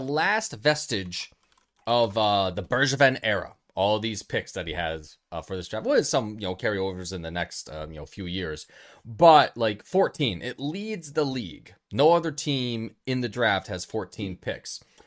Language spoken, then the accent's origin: English; United States; I was born in the United States of America